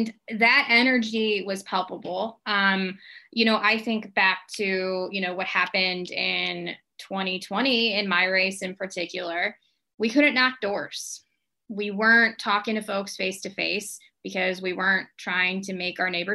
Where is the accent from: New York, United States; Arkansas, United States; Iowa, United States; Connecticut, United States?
Iowa, United States; the way I grew up in Iowa was that you didn't think you were better than anybody else